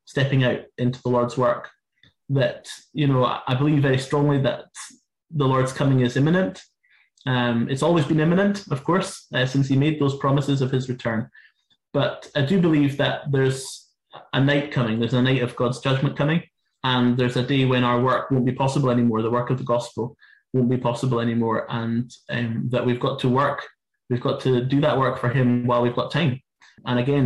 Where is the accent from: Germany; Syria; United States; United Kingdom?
United Kingdom; Inverness, Scotland; my hometown. In Inverness